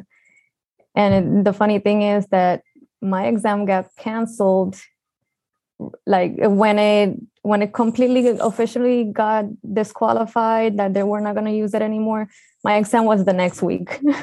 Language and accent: English; Puerto Rico; moved away as an adult; also born or lived in Antigua / Guadalajara, Mexico; I'm original from Puerto Rico